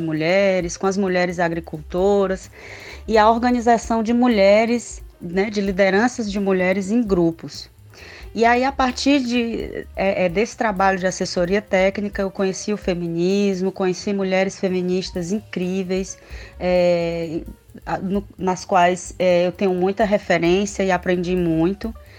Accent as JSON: {"language": "Portuguese", "town": "Sobral", "region": "Ceará", "country": "Brazil", "tie": "born or raised there", "also_born_or_lived": "Sertões de Canindé", "said": "eu fui criada no interior de Sobral, aqui no Ceará, né, no estado do Ceará, eu falo do Ceará"}